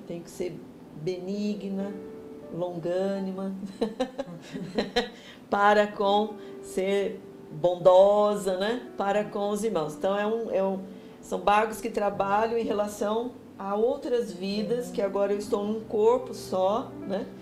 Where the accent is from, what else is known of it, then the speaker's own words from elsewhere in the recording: Jundiaí, São Paulo, Brazil; also born or lived in Americana; sou de Jundiaí